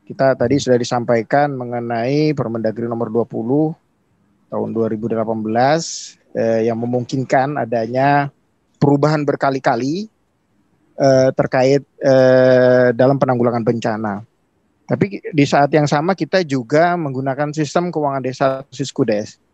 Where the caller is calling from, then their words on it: East Kalimantan, Indonesia; Kami dari Kutai Timur, di Kalimantan hmm. Timur.